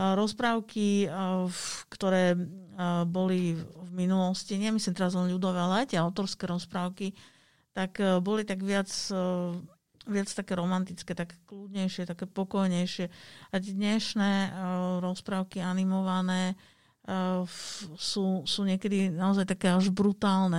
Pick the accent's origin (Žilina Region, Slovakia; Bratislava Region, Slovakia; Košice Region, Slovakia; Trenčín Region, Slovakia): Bratislava Region, Slovakia; Bratislava; ja pochádzam z Bratislavy